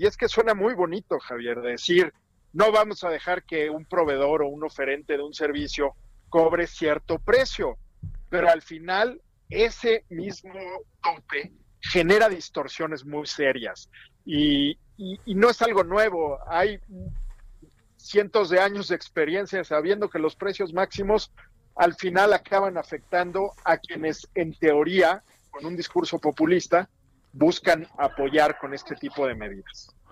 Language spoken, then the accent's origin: Spanish; Mexico; en general como mexicanos